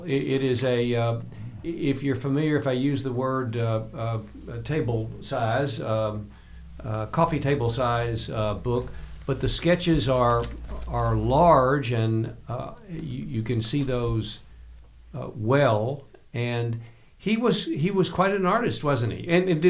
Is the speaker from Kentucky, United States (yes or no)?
yes; Glasgow, Kentucky, United States; What is the one in Glasgow, my hometown?